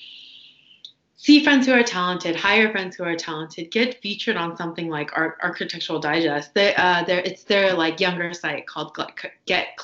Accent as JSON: {"language": "English", "region": "Washington", "country": "United States", "tie": "born or raised there", "said": "I'm from Washington State"}